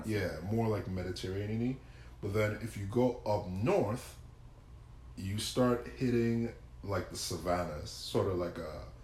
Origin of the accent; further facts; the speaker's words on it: Nigeria; moved away as an adult; also born or lived in New Jersey, United States / Pittsburgh, United States; now in Texas, United States; I'm growing up in Nigeria my whole life, from the time I was a baby till I was 17 years old, did middle school, high school in Nigeria.